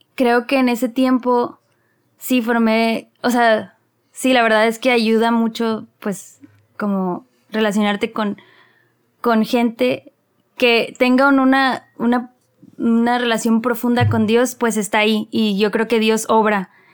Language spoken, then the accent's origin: Spanish; Mexicali, Baja California, Mexico; moved away; also born or lived in Monterrey; nací en Mexicali, Baja California, luego siempre me reclaman que ya me creo regia